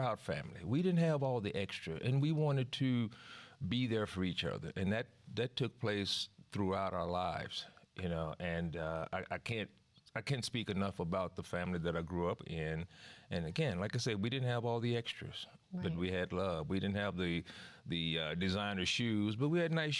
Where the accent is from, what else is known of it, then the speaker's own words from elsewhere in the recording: Dallas, Texas, United States; Oak Cliff, Texas. Some people call it Oak Cliff, Texas, but I just call it Oak Cliff, South Dallas.